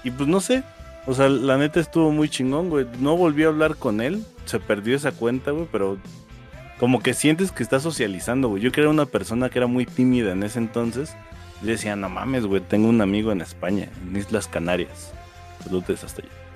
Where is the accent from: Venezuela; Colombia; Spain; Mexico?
Mexico; yo soy de México